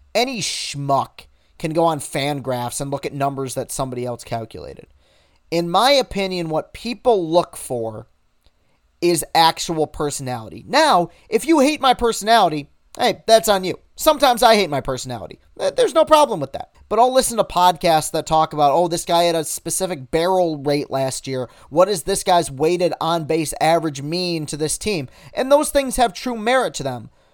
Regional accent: Lansing, Michigan, United States; I was some dude from Lansing, Michigan

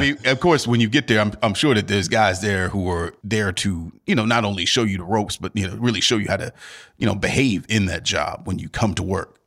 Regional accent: Cleveland, Ohio, United States; I'm from Cleveland, born and raised

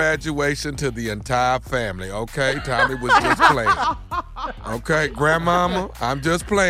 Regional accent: Houston, Texas, United States; my hometown, Houston, Texas.

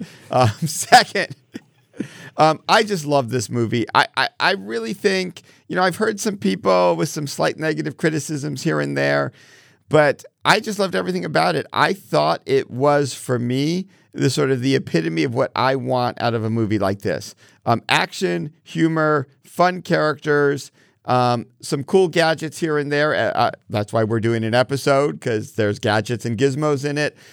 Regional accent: Connecticut, United States; I grew up in Connecticut catching fireflies in jars

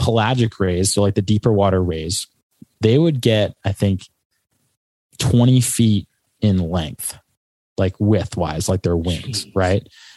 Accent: Rhode Island, United States; moved away as an adult; also born or lived in Kona, Hawaii; I'm from Rhode Island

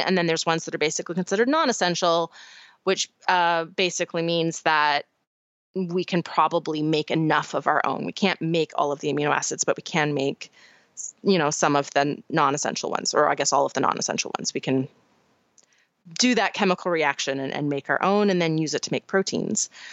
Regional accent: Canada; moved away; my home country

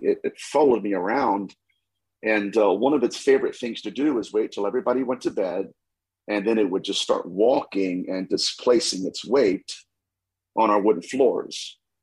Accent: Dayton, Ohio, United States; I am from Dayton, Ohio, so I'm a Buckeye

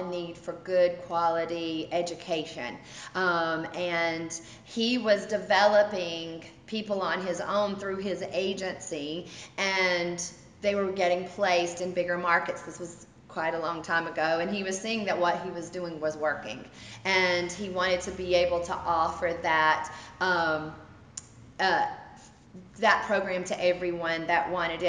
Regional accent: Bessemer City, North Carolina, United States; I am from Bessemer City, which is just a little small town, which my mom is the mayor of, so I'm very proud of that.

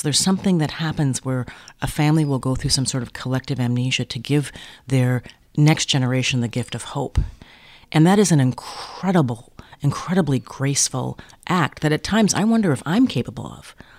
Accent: Minneapolis, Minnesota, United States; I was raised in Minneapolis

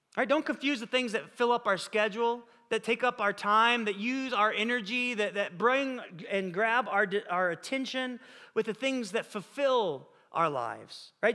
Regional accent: Illinois, United States; now in California, United States; We grew up together in Illinois

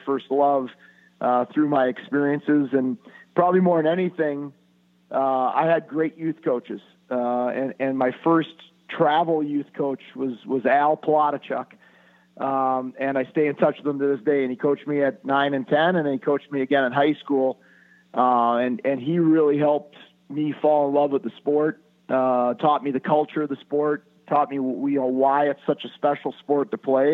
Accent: Minnesota, United States; born or raised there

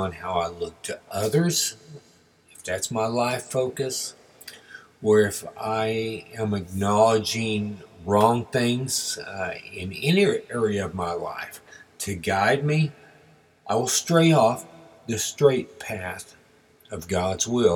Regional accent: Texas, United States; as we were growing up in Texas

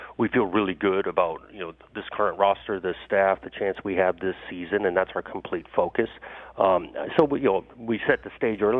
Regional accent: Pasadena, California, United States; I grew up in Pasadena. I grew up going to the Rose Bowl

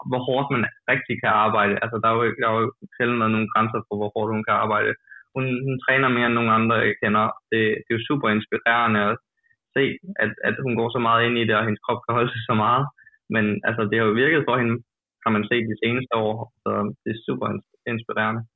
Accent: Odense, Southern Denmark, Denmark; moved away as an adult; now in United States; på hjemmebane i Odense

